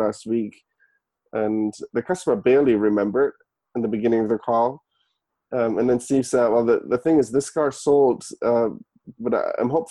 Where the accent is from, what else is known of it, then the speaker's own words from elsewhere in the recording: Germany; moved away as an adult; also born or lived in San Francisco, United States; now in United States; I was born and raised in Germany originally. I moved to the US in 2011.